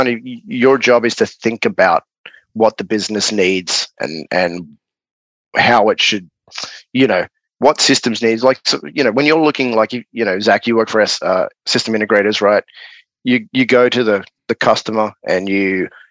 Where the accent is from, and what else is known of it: Australia; accent: Aussie